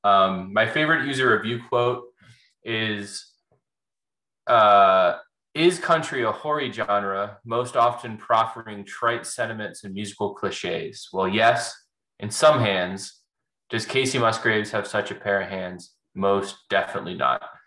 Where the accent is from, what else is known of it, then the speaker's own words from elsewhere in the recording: Nashville, Tennessee, United States; We're both from Nashville.